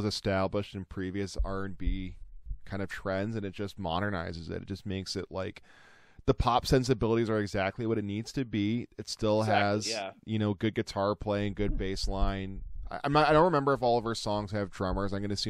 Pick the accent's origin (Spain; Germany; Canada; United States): Canada; St. Catharines, Ontario; I went to go born and raised in St. Catharines